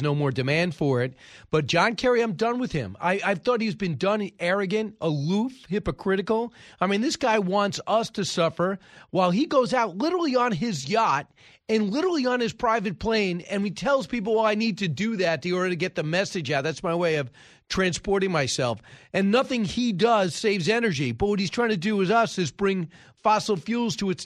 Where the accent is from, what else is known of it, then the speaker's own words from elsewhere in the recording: New York, United States; as a New Yorker